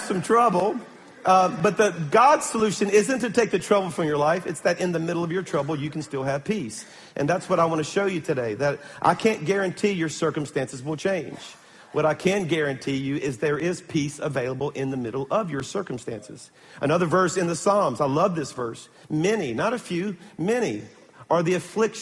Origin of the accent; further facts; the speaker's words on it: Baton Rouge, Louisiana, United States; I'm from Baton Rouge